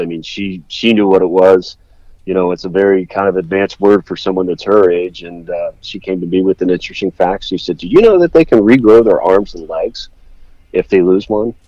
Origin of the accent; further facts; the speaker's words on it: Worthington, Ohio, United States; I grew up in the Columbus area, so I grew up in um, up in Worthington and I went to high school, Worthington High School